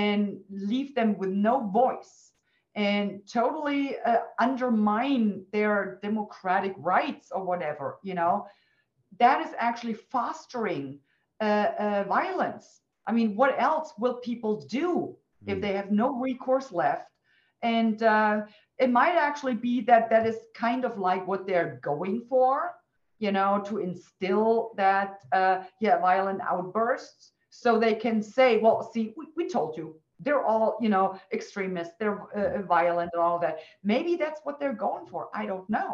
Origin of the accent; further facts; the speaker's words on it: Western Germany, West Germany, Germany; I was born and raised in Western Germany.